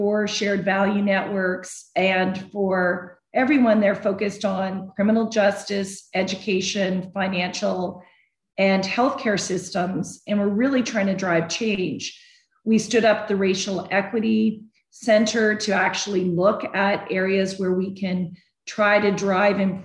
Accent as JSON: {"language": "English", "country": "Canada", "moved": "as an adult", "lives_now": "United States", "said": "being from Canada, I got my green card much faster"}